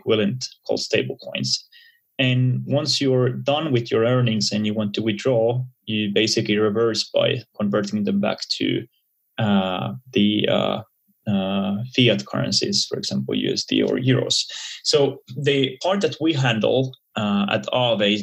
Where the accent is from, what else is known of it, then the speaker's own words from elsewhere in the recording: Helsinki, Uusimaa, Finland; I'm originally from Finland, Helsinki, which is a small country in the Nordics